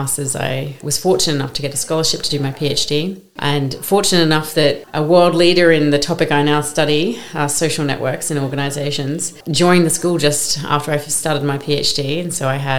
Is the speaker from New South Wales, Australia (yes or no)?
no; Brisbane, Queensland, Australia; moved away as an adult; now in London, United Kingdom; I grew up in Brisbane, Queensland, which is a city halfway up the east coast of Australia, so very far from London, where I live